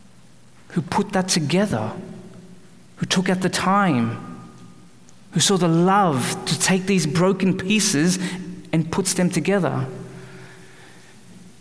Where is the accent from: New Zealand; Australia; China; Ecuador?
Australia; moved away as an adult; also born or lived in Calgary, Canada; now in Vancouver area, Canada; I was born and raised in Australia